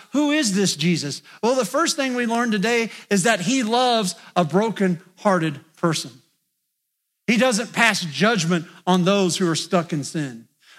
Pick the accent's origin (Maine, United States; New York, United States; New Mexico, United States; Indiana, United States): Indiana, United States; now in West Virginia, United States; I'm not from West Virginia, but I've lived here long enough that I feel like I'm a West Virginian. You know why? Because when I go back to Indiana, my friends just say, "Will you just start talking?"